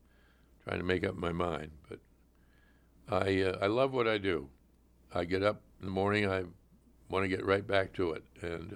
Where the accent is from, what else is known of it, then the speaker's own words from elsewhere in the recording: Pittsburgh, Pennsylvania, United States; River in Pittsburgh, Pennsylvania, with my name on it, that's riding high. And I'm ever grateful to my hometown for doing that. And I come back as often as I can, and I see a few old friends, and I like to go out and see the house I grew up